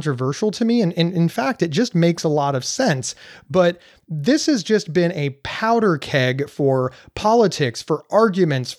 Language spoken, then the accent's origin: English; Ohio, United States; here in the state of Ohio, my home state